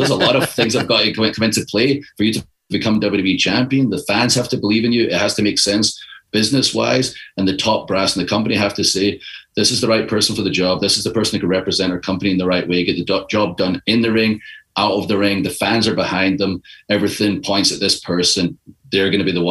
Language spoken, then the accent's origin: English; Scotland, United Kingdom; moved away; I'm from Scotland. It's a country of 5 million people.